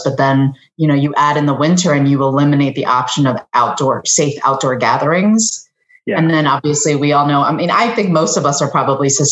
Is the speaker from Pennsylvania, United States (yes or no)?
yes; Philadelphia, Pennsylvania, United States; now in Cincinnati, United States; I was born in Philadelphia along with my sister